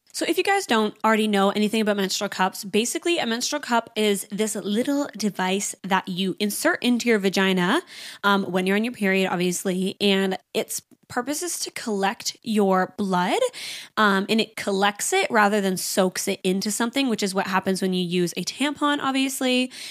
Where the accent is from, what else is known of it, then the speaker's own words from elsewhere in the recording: Canada; I'm from Canada, so we drive down to the States